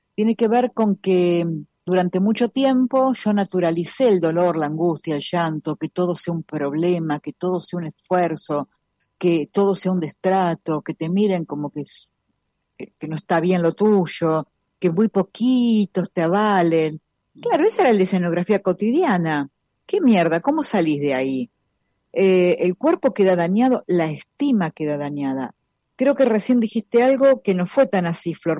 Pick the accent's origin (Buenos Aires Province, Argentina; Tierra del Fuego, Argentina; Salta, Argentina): Buenos Aires Province, Argentina; La Plata; soy de La Plata